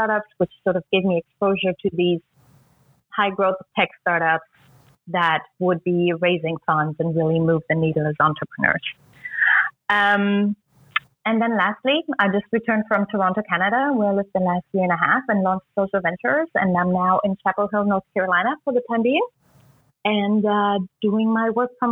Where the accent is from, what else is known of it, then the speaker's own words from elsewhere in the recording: East Germany, Germany; moved away; I was born and raised in East Germany